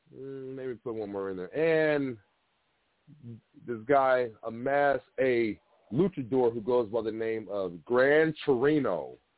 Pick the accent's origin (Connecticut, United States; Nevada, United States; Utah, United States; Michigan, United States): Michigan, United States; Detroit; I'm from Detroit